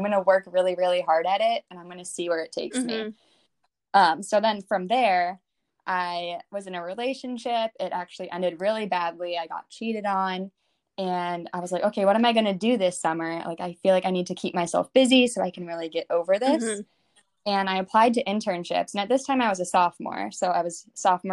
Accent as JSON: {"language": "English", "town": "Chicago", "region": "Illinois", "country": "United States", "also_born_or_lived": "Indiana", "moved": "as an adult", "lives_now": "New York City, United States", "said": "I'm from Chicago, and I went to college in Indiana at Ball State University, and I moved to New York City in 2018"}